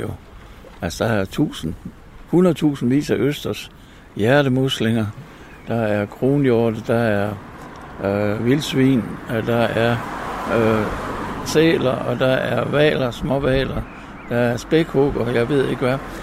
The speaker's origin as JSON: {"language": "Danish", "area": "Mors", "region": "North Denmark Region", "country": "Denmark", "tie": "born or raised there", "said": "Jeg voksede op over på Mors"}